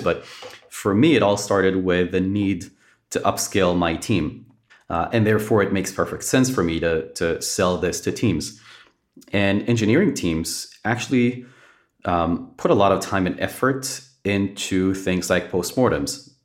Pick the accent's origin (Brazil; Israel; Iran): Israel; moved away; born and raised in Israel